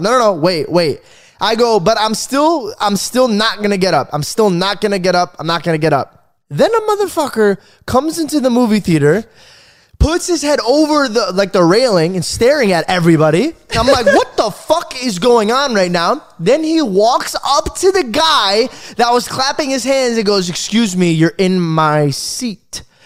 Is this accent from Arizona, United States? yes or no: yes; Arizona, United States; I grew up in Arizona